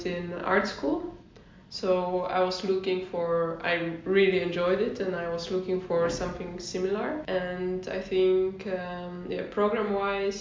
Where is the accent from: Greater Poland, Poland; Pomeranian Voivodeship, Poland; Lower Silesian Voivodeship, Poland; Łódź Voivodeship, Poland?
Greater Poland, Poland; Poznań; moved away as an adult; also born or lived in London; now in Netherlands; I'm originally from Poland, the city of Poznan.